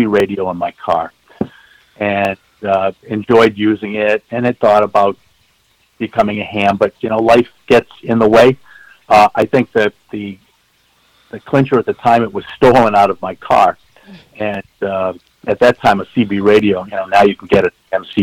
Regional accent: Lynnfield, Massachusetts, United States; I grew up in the North Shore of Massachusetts in Lynnfield

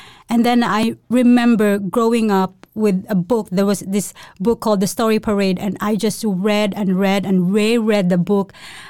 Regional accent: Cebu, Central Visayas, Philippines; but yeah, I'm from the Philippines. Mm-hmm. I grew up in a place called Cebu. It's actually in the middle of the Philippines, and it's like, you used to say, 15 minutes to the sea and tropical country.

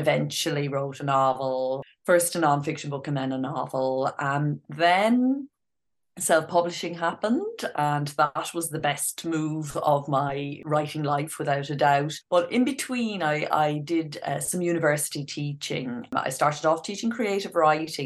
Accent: Ireland; I grew up in Ireland, as you can probably hear from the accent

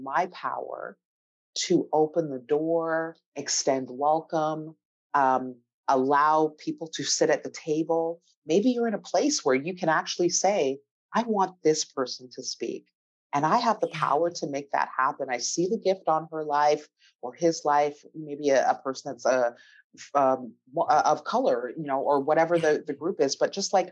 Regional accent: Canada; I'm from Canada.

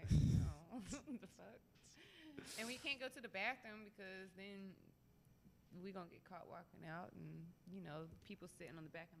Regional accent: Brunswick, Georgia, United States; I am from Brunswick, Georgia.

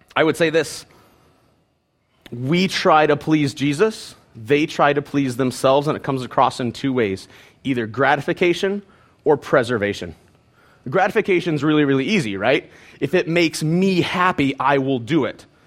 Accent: Penfield, Ohio, United States; I grew up in Penfield, Ohio

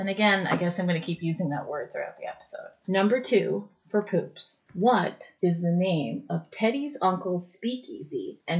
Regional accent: United Kingdom; I know that was more British than Scottish, but I mean, I'm British, so.

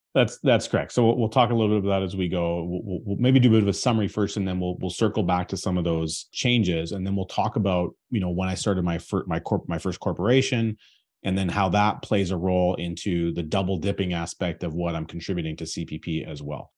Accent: Canada; as a Canadian taxpayer

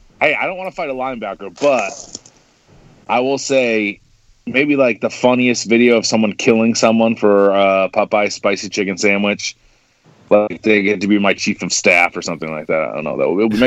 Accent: Quincy, United States; the locations are basically make a Triforce in Quincy, where I am right now.

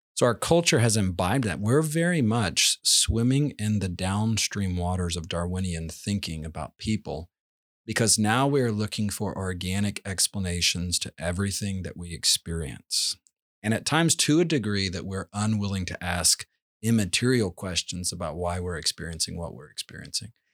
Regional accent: Georgia, United States; we grew up in Georgia where you'd pull out azalea bushes

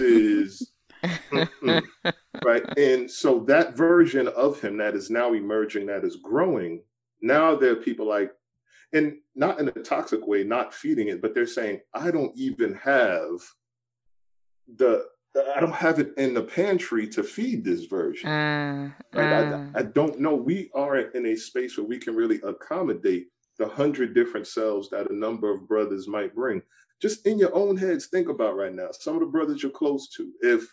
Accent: New York City, New York, United States; also born or lived in Brooklyn; I'm from the Bronx growing up and I'm going to school in Brooklyn

